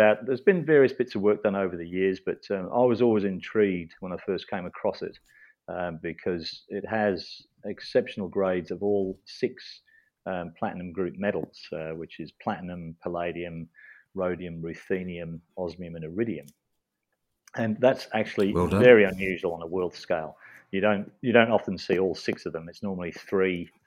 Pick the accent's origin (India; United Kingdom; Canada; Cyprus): United Kingdom; England; moved away as an adult; now in Australia; I'm English originally